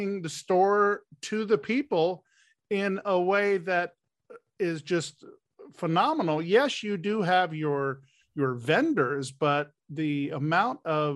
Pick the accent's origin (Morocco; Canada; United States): United States; I was born and raised in the Washington, Baltimore, Virginia area